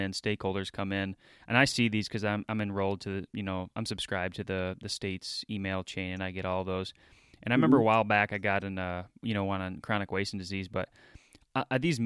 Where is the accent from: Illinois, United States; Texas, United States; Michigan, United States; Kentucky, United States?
Michigan, United States; my home state of Michigan